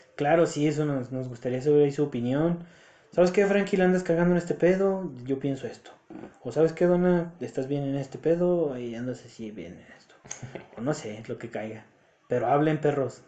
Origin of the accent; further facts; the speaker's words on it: Mexico; nosotros los mexicanos